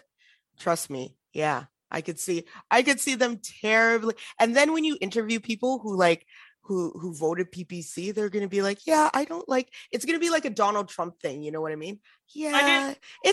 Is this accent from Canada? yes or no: yes; Alberta, Canada; I'm from Alberta.